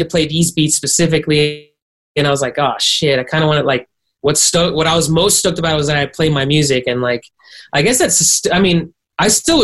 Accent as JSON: {"language": "English", "town": "Miami", "region": "Florida", "country": "United States", "tie": "born or raised there", "also_born_or_lived": "Arcadia, California", "moved": "yes", "said": "I was raised in Miami. Shout out to the fucking 305"}